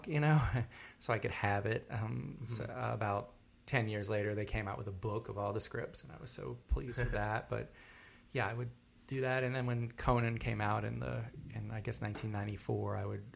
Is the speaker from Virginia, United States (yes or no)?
yes; outside of Richmond, Virginia, United States; moved away as an adult; also born or lived in North Carolina; now in New York, United States; Originally, I'm from outside of Richmond, Virginia. That's where I grew up